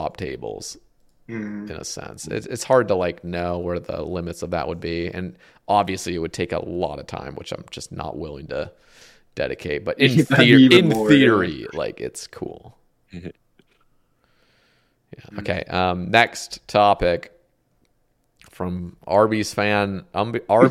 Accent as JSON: {"language": "English", "region": "Oregon", "country": "United States", "also_born_or_lived": "Alabama", "moved": "yes", "said": "I'm not from Alabama. I'm from Oregon."}